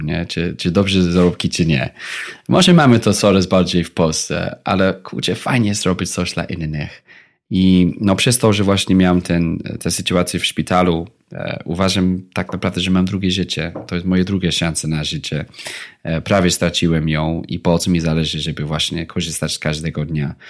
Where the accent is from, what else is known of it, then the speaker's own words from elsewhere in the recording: England, United Kingdom; Polish is a second language; now in Poland; Ja pochodzę właśnie z Wielkiej Brytanii